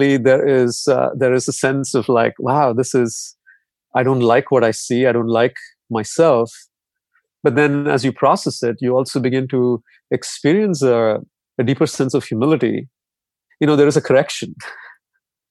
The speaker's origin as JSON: {"language": "English", "country": "India", "tie": "born or raised there", "said": "growing up in India"}